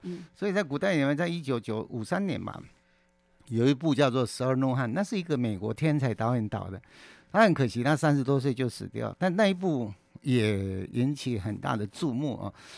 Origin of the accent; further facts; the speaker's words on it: Kaohsiung, Taiwan; 我是老大。嗯。那我出生在高雄